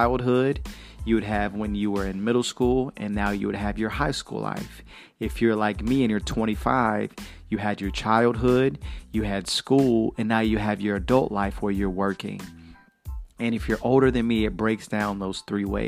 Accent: Chattanooga, Tennessee, United States; I was born in Chattanooga, Tennessee

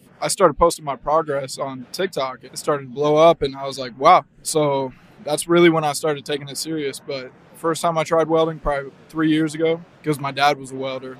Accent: Grand Island, Nebraska, United States; I'm from Grand Island, Nebraska.

